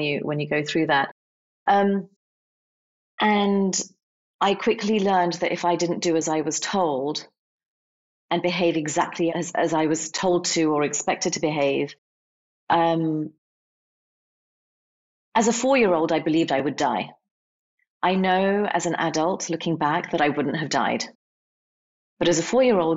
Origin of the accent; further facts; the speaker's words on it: England, United Kingdom; I grew up in England. I didn't grow up in India